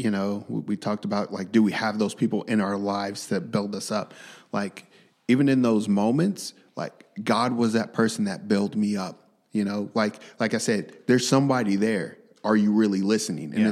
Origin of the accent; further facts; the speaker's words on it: Tulsa, Oklahoma, United States; I was raised in Tulsa. I was raised in North Tulsa, you know, yeah. Turley area, you know, McLain, TSST area.